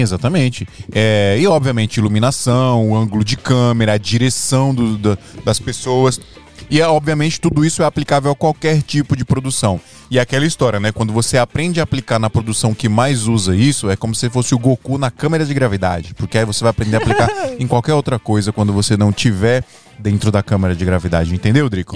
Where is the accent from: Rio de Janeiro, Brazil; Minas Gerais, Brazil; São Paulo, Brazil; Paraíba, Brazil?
Paraíba, Brazil; Monteiro; ele é meu conterrâneo, nós é de, nós é de Paraíba